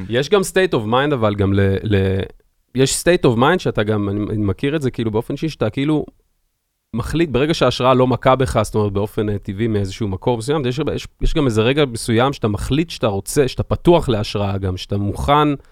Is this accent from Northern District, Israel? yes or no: no; Jerusalem, Jerusalem District, Israel; אני ירושלמי במקור.